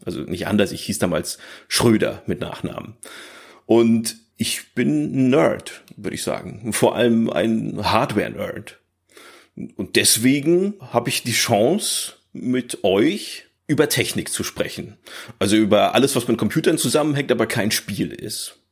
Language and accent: German; Northern Germany, Germany; Ich bin halt aufgewachsen hier im Norddeutschland, vielleicht hört man das ein bisschen